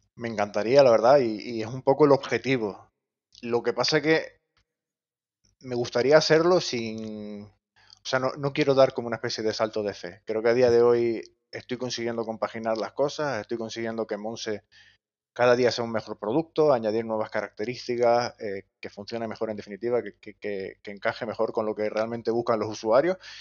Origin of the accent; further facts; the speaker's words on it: Gran Canaria, Canary Islands, Spain; moved away; yo soy de Gran Canaria y los estudios los hice allí